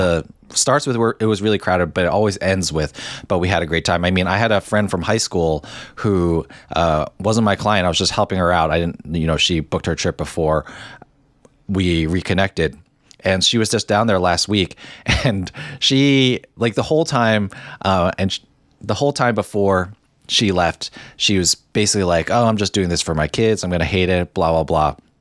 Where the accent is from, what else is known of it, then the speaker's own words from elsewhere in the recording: New Jersey, United States; also born or lived in Hong Kong; growing up in New Jersey